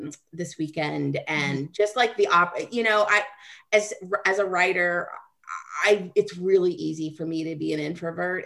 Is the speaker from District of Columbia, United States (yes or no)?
no; Kansas, United States; Kansas. No, where are you originally from? Kansas